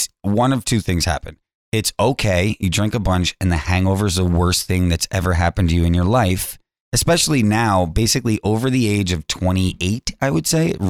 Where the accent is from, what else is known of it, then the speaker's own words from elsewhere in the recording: New York, United States; also born or lived in Hastings-on-Hudson; I grew up in New York, like city area.